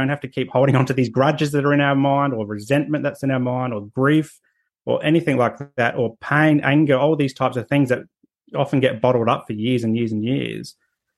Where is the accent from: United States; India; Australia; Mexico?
Australia; Adelaide, South Australia; now in Sunshine Coast, Australia; I grew up in Adelaide, South Australia, and in a working class area